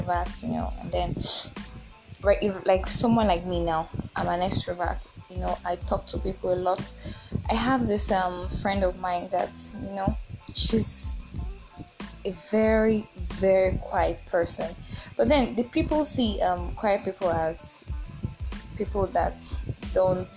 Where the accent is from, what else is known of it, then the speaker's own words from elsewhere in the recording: Oyo, Nigeria; also born or lived in Abuja; I'm from Nigeria. I'm from Oyo State.